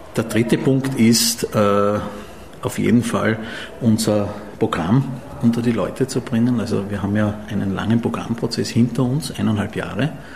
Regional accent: Graz, Styria, Austria; in meiner Heimatstadt noch dazu, wo ich geboren bin

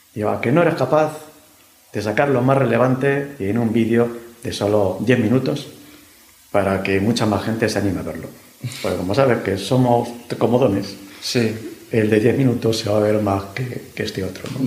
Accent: Madrid, Community of Madrid, Spain; yo soy madrileño de pro

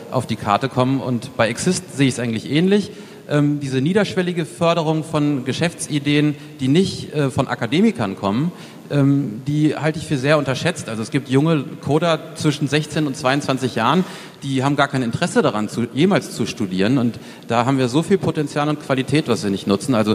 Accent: Hanover, Lower Saxony, Germany; ich komme aus Hannover, da sind wir als Standort nicht unbedingt immer mit Attraktivität ganz weit vorne.

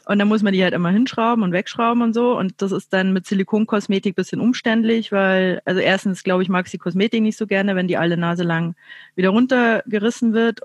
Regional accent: Chiemgau, Bavaria, Germany; now in Munich, Germany; ich wohne ja in München, aber ich komme ursprünglich äh, aus dem Chiemgau

